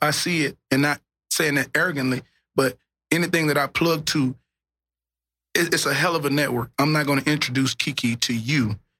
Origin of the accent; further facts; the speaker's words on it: Dallas, Texas, United States; But I'm from North Dallas, nigga. I represent the whole Dallas.